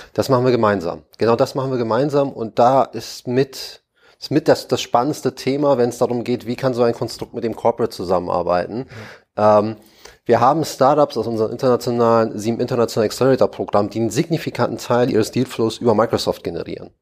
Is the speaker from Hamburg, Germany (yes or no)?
yes; Hamburg, Germany; moved away as an adult; now in Berlin, Germany; als Hamburger